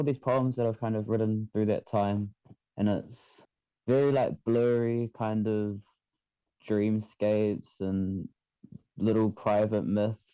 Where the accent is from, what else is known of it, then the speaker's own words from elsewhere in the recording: Manurewa, Auckland, New Zealand; also born or lived in Kaisahu; I'm from Kaisahu, but I was raised in Manurewa.